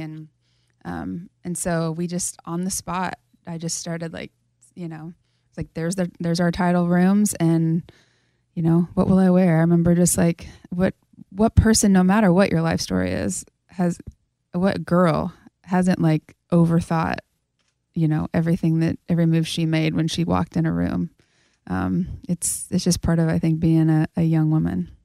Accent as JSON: {"language": "English", "region": "Kansas", "country": "United States", "tie": "born or raised there", "moved": "as an adult", "lives_now": "Nashville, United States", "said": "back in my hometown right now with a bunch of girls that I grew up"}